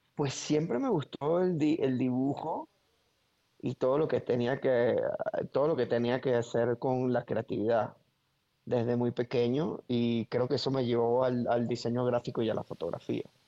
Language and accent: Spanish; Caracas, Capital District, Venezuela; moved away as an adult; now in Mexico; Nací en Venezuela, Caracas, y una, infancia excelente